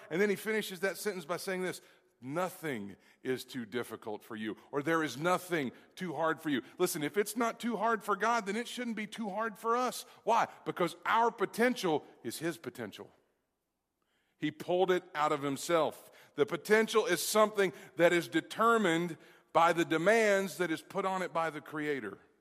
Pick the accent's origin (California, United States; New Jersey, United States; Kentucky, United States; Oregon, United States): Kentucky, United States; Kentucky, which is my home state